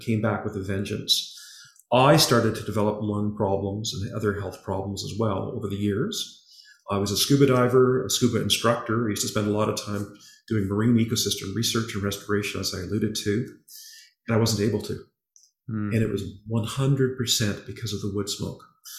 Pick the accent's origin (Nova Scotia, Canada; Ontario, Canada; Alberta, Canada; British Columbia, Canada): Nova Scotia, Canada; Halifax; born there; I was born in Halifax.